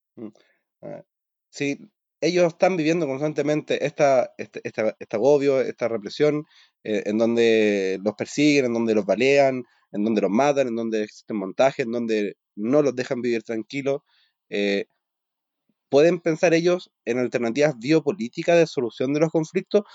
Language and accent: Spanish; Chile; nosotros como chilenos